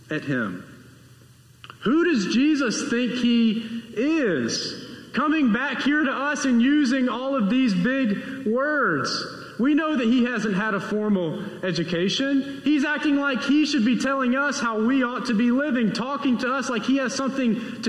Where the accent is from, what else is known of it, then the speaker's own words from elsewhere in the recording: Homewood, United States; my first ever sermon on a Sunday morning in front of adults and not just in front of youth happened at my home church in my hometown, Trinity United Methodist Church down in Homewood.